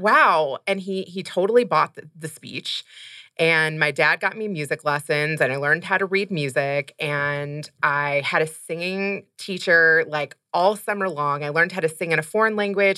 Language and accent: English; Louisville, Kentucky, United States; moved away as an adult; also born or lived in Los Angeles / San Francisco / Silicon Valley; now in Chicago, United States; I grew up in Kentucky